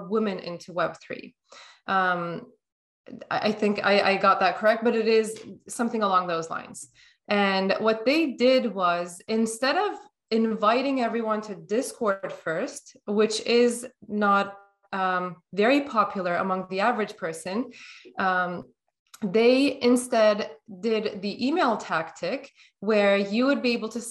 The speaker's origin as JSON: {"language": "English", "country": "Turkey", "moved": "yes", "lives_now": "North America", "said": "Although I live in North America, things are more available to me than if I was living in my home country, which is Turkey"}